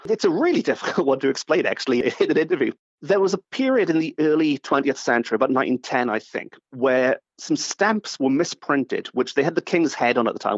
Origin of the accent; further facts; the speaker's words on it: Port Talbot, Wales, United Kingdom; I grew up in Port